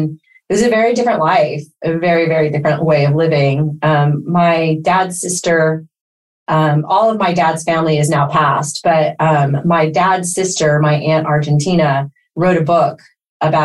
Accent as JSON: {"language": "English", "town": "San Francisco", "region": "California", "country": "United States", "tie": "born or raised there", "first_language": "Spanish", "second_language": "English", "said": "I was born in San Francisco, and I'm the first of our generation, you know, my brothers and sisters, of being first generation USA."}